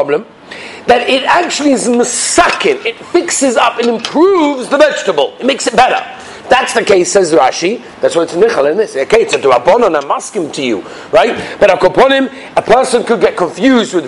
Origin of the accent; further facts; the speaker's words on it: England, United Kingdom; moved away; us English people